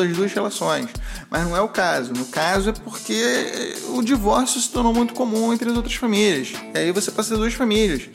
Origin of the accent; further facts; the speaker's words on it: Rio de Janeiro, Brazil; accent: carioquês; first language Portuguese and Spanish (joked as portunhol); also born or lived in Uruguay; aprendi a falar portunhol antes do carioquês